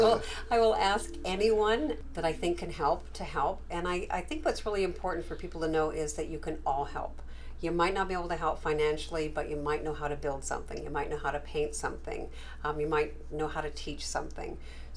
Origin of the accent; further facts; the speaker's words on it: Canada; moved away as an adult; now in United States; I think I told you I immigrated from Canada